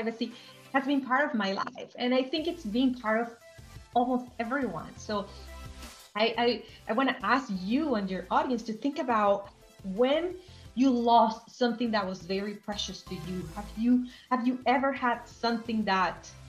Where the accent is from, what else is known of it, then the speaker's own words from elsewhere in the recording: Venezuela; I grew up in Venezuela